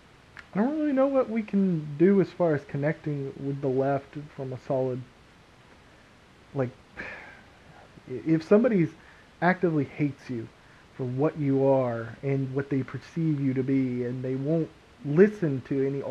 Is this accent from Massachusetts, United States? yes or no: no; Texas, United States; We're from Texas.